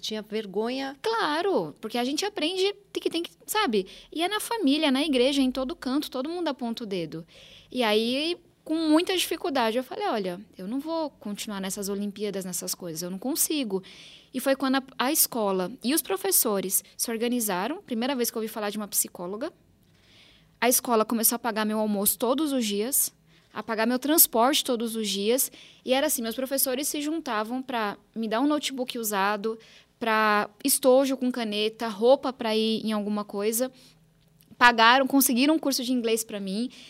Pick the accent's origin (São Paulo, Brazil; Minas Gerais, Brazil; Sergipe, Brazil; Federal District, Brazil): São Paulo, Brazil; Eu sou nascida e criada aqui em São Paulo